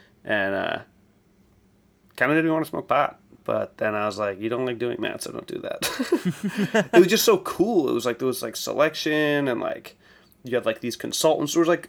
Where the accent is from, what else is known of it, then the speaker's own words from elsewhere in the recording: East Coast, United States; I'm just from the East Coast